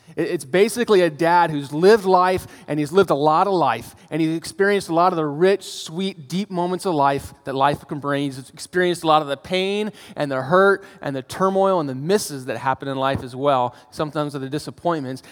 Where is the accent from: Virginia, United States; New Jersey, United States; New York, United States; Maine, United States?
Virginia, United States; Northern; now in Arizona, United States; I grew up in Northern Virginia by D C